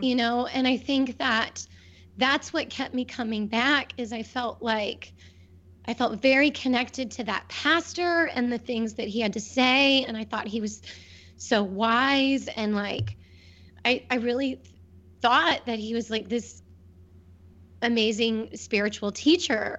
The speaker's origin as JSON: {"language": "English", "town": "Wilmington", "country": "United States", "tie": "born or raised there", "also_born_or_lived": "Cleveland", "moved": "as an adult", "said": "Wilmington is my hometown"}